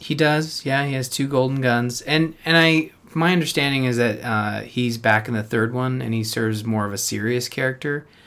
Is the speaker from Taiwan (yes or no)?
no; Canada; being Canadian